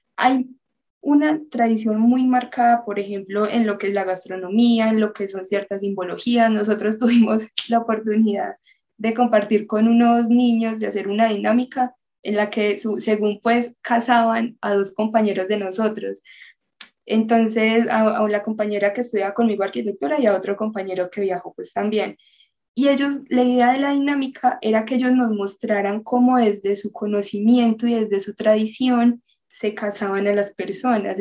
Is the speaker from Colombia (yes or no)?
yes; Colombia; nuestra tradición, nuestra intención de ayuda eh, como colombianos